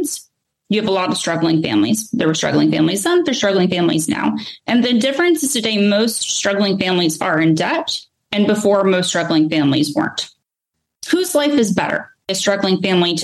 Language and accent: English; Charlotte, North Carolina, United States; I'd done a little bit of writing for my hometown paper. So I'm from Charlotte, North Carolina.